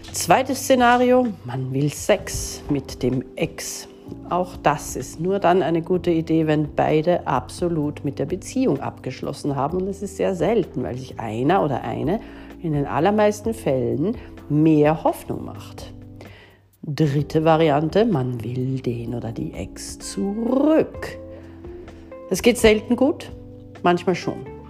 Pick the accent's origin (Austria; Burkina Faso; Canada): Austria; bei uns in Österreich